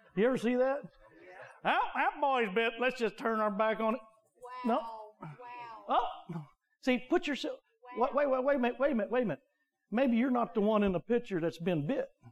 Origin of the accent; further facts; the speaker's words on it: United States; we're American